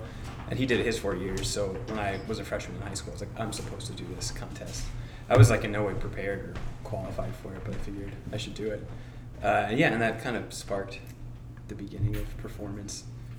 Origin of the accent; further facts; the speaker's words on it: Tenafly, New Jersey, United States; moved away as an adult; now in Massachusetts, United States; so I'm actually not from the state of Massachusetts. I'm from New Jersey, a town called Tenafly, northern New Jersey, kind of right outside of Manhattan. Came up here for school, went to Northeastern.